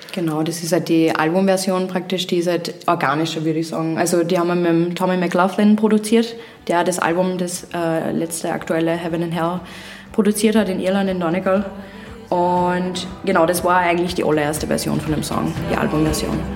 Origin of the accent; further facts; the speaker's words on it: Upper Austria, Austria; ich komme ja vom Land, ich komme aus Oberösterreich